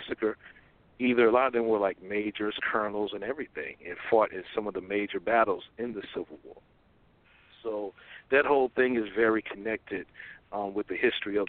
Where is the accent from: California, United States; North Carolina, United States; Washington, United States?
North Carolina, United States; Laurinburg; moved away; also born or lived in Atlanta, Georgia; the Lauenberg Institute is a historical black boarding and day school in my hometown of Lauenberg, North Carolina.